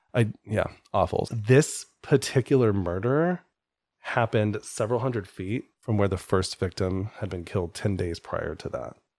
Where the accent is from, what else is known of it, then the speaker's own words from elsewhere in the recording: Colorado, United States; now in Tampa, United States; I grew up in Colorado.